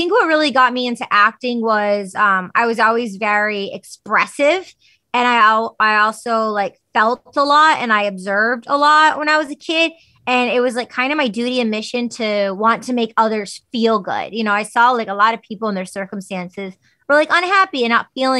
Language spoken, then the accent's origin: English; United States; my parents wanted me to have like a more normalized American name growing up in America.